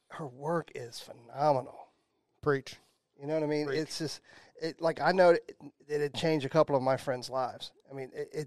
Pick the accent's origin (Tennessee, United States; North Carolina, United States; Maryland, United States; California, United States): Maryland, United States; Washington D.C. area in; Born and raised. Really? You know, like growing up, I grew up in the Washington D.C. area in Maryland